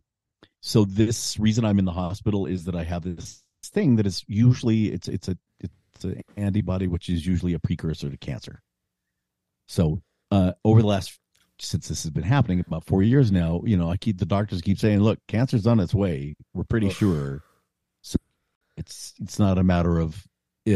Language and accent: English; Arizona, United States; moved away; also born or lived in Utah; I grew up in Arizona, and I would drive from Utah to Arizona to my little hometown in the mountains